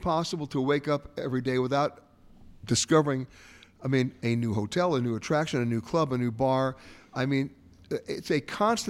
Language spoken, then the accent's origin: English; New York, United States; when I was growing up in New York, we lived on the 13th floor in an apartment.